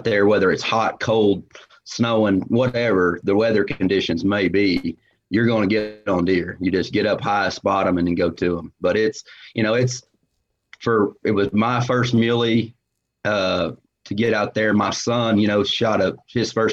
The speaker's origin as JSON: {"language": "English", "region": "Central Oklahoma", "country": "United States", "tie": "born or raised there", "said": "I grew up in Central Oklahoma"}